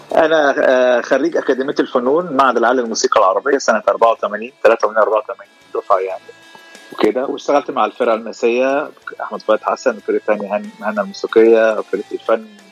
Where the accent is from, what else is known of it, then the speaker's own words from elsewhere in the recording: Egypt; moved away as an adult; now in Los Angeles, United States; انا من مصر ايجيبت وبقالي 11 سنه في لوس انجلوس